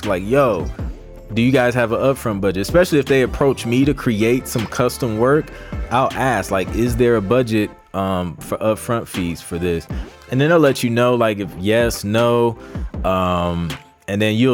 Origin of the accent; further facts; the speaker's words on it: Ohio, United States; moved away; from Cincinnati, Ohio, in the building. That's my home state